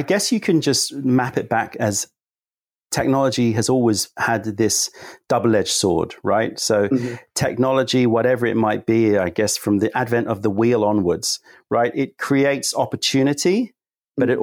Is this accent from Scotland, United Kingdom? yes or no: no; London, United Kingdom; also born or lived in United States; being a Londoner